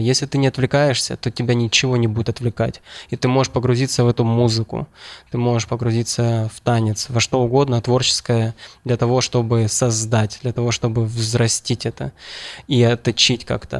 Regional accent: Ukraine

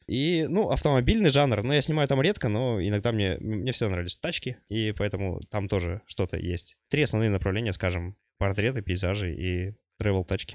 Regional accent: Sovetsky, Khanty-Mansi Autonomous Okrug, Russia; also born or lived in Czech Republic; now in Kazakhstan; в гости к себе туда на родину, на родной край Хмао Советский

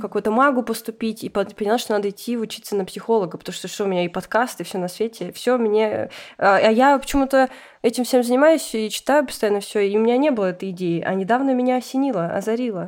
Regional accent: Russia; я сама россиянка

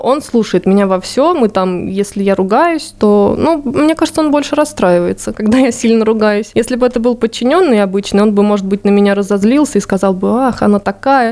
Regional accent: Voronezh Oblast, Russia; moved away; я же из Воронежской области, из далекой деревни

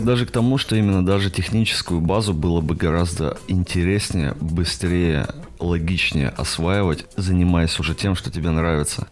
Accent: a small town in the south of Perm Krai, Russia; now in Perm, Russia; живу сейчас в Перми, вообще из еще более маленького города на юге Пермского края

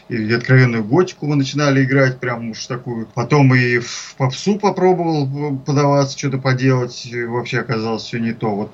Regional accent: Ivanovo, Ivanovo Oblast, Russia; moved away as an adult; now in Moscow, Russia; Я из Иванова приехал в Москву, как в старой сказке.

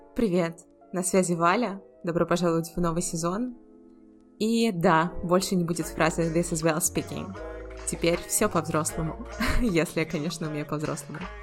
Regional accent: Volgograd, Volgograd Oblast, Russia; also born or lived in United States / Georgia; now in Saint Petersburg, Russia; был еще один переезд сначала в родный город Волгоград

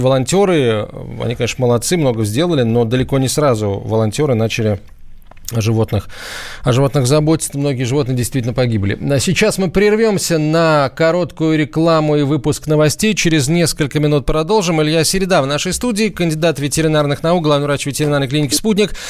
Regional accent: Kaliningrad, Kaliningrad Oblast, Russia; Откуда вы? Калининград.

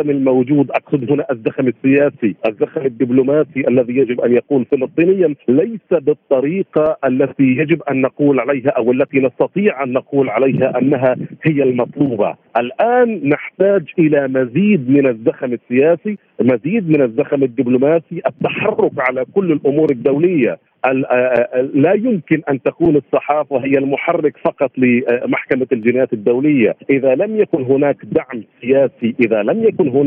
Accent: Palestine; also born or lived in Ramallah; دعنا نلوم أنفسنا نحن أيضا كفلسطينيين

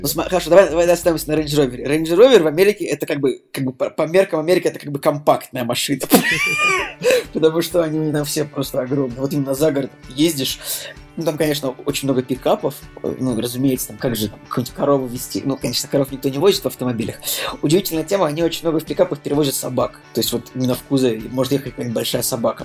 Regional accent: Russia; мы из России

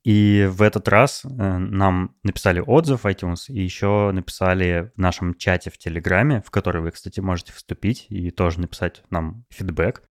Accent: Novosibirsk, Novosibirsk Oblast, Russia; moved away as an adult; also born or lived in Moscow; в моем родном городе Новосибирске

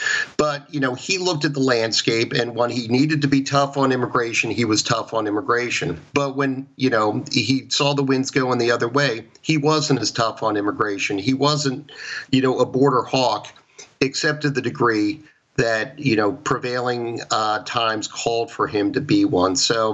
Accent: Baltimore, Maryland, United States; I was born in Baltimore, Maryland, as I've told you before. And, you know, I am blessed to, you know, be a Marylander, to be an American

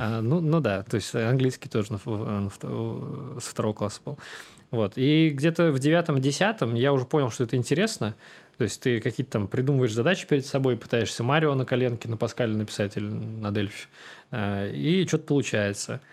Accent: Samara, Samara Oblast, Russia; Я вырос в Самаре

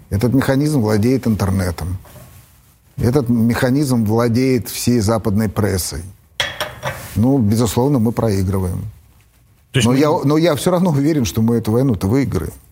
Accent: Russia; born there; Для меня есть Россия. Я родился в России.

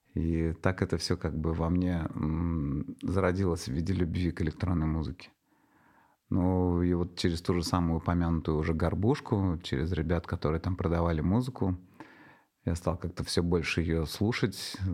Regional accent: Nizhnekamsk, Tatarstan, Russia; moved away as an adult; also born or lived in Moscow; моих э, земляков из Татарстана, из Нижнекамска, я родом из Нижнекамска, из Казани

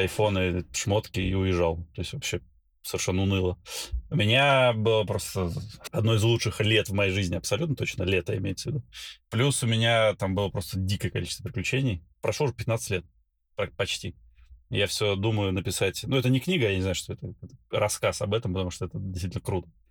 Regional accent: Belgorod, Belgorod Oblast, Russia; moved away as an adult; also born or lived in Baku, Azerbaijan / Saint Petersburg, Russia / Moscow, Russia / United States; now in Dubai, United Arab Emirates; Родился я в Баку, а, вырос в городе Белгороде

